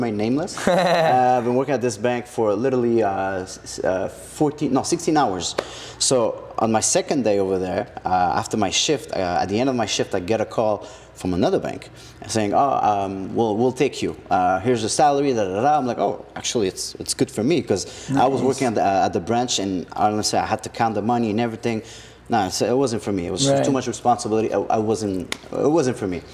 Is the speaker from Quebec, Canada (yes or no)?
yes; Montreal, Quebec, Canada; also born or lived in Laval / Ville Saint-Laurent / Saint-Michel / Saint-Leonard; Born and raised here in Montreal